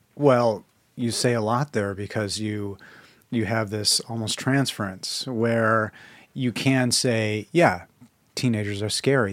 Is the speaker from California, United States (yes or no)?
no; Chicago, Illinois, United States; I'm from Chicago